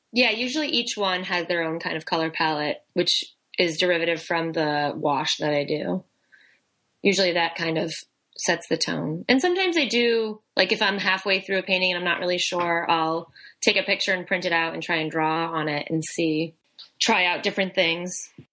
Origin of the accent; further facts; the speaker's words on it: New Bedford, Massachusetts, United States; moved away as an adult; now in Boston, United States; I'm originally from New Bedford